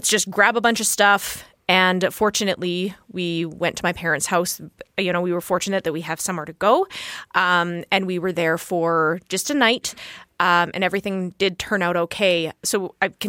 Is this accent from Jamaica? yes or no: no; Edmonton, Alberta, Canada; growing up in Edmonton